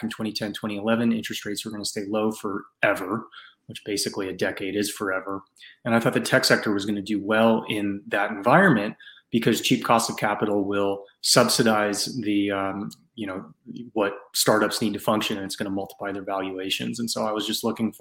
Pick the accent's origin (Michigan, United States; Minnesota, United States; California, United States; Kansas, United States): California, United States; San Francisco Bay Area; I grew up in the San Francisco Bay Area